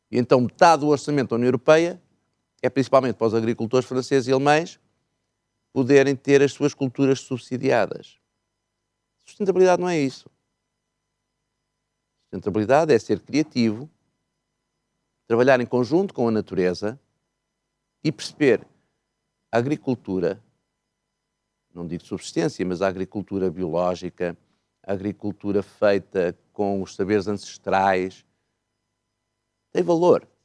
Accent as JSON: {"language": "Portuguese", "town": "Miranda do Douro", "region": "Norte", "country": "Portugal", "said": "eu sou de uma terra do mais recôndito que há. Sou mirandês, Miranda do Douro. Uhum. Portanto, a minha língua oficial é mirandês, não é português. Mas eu sempre falei português"}